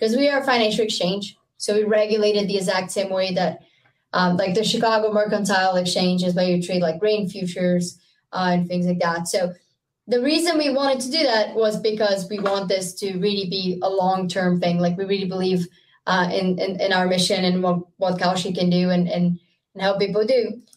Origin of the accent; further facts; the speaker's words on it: Rio de Janeiro, Brazil; now in United States; I'm from Brazil. It's always summer. It's always very, very hot. Yeah. Where I'm from in Rio